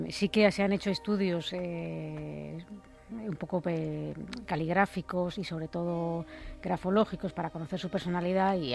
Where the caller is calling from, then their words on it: Córdoba, Andalusia, Spain; Buenas madrugadas … de Córdoba